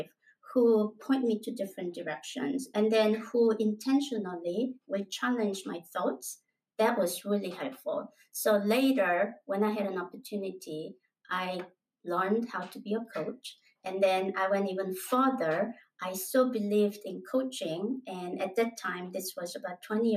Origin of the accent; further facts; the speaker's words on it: South Korea; moved away as an adult; also born or lived in United States; I am originally from Korea and then I migrated into the U.S.